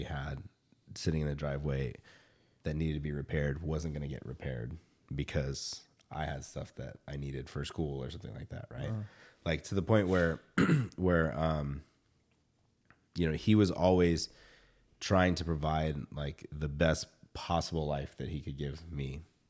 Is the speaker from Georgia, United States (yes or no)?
yes; Georgia, United States; and then like growing up in the South, right? Like I still remember, like there was still racism, right? Back in the day. And then being in the South, being the only Filipino kid in the South, being the only, like, I think there were two Filipino kids in Georgia when I was in high school.